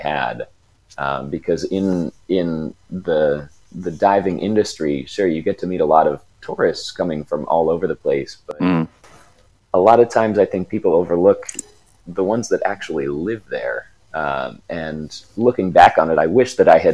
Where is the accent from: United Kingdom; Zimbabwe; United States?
United States; Ohio; growing up in the Midwest